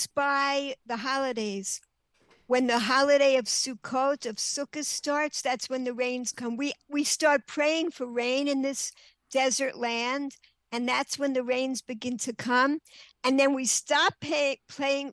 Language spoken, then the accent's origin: English; New York, United States; moved away as an adult; also born or lived in Maryland; now in Israel; I'm from New York.